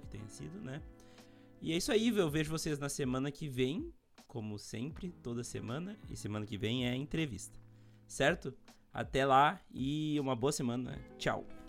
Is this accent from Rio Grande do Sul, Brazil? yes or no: yes; Montenegro, Rio Grande do Sul, Brazil; eu sou de Montenegro, no Rio Grande do Sul também